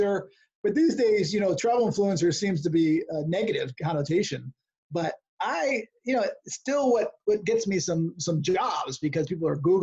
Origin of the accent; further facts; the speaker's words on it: Connecticut, United States; now in California, United States; I grew up in Connecticut